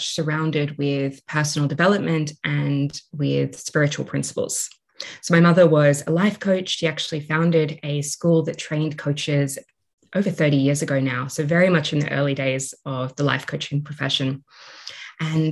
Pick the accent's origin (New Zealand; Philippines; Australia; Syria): Australia; So I'm Australian. You might be able to hear that in my voice